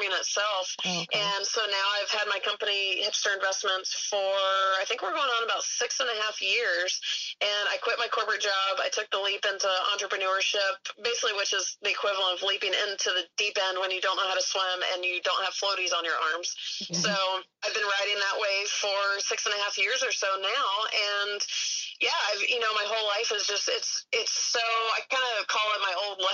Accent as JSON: {"language": "English", "region": "Georgia", "country": "United States", "tie": "born or raised there", "said": "I grew up in Georgia"}